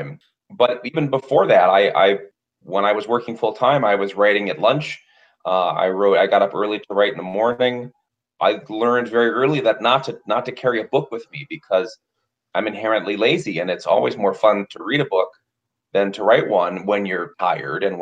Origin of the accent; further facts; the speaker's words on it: Wisconsin, United States; my home state